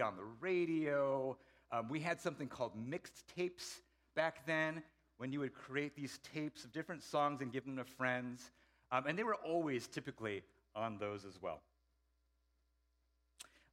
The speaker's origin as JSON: {"language": "English", "town": "Seattle", "region": "Washington", "country": "United States", "tie": "born or raised there", "also_born_or_lived": "Idaho", "moved": "as an adult", "lives_now": "Bay Area, United States", "said": "Then I moved to Seattle, grew up there through my student years"}